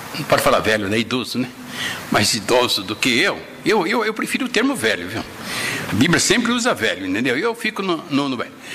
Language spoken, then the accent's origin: Portuguese; Bramunda, São Paulo, Brazil; also born or lived in Caximba, near Glicério; tenho uma imagem da casa que eu fui morar em Bramunda quando eu cheguei lá, de quatro anos